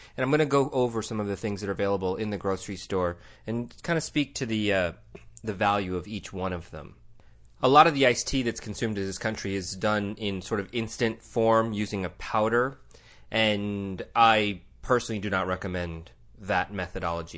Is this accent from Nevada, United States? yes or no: no; Tucson, Arizona, United States; sitting here in my hometown of Tucson, Arizona